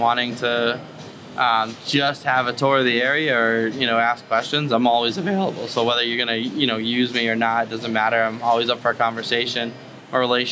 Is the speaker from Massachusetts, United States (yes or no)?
yes; Massachusetts, United States; moved away as an adult; now in Vero Beach, United States; I come from a beach town in Massachusetts